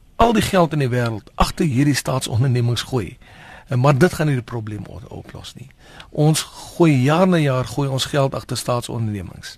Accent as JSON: {"language": "Afrikaans", "country": "South Africa", "said": "as Suid-Afrikaners"}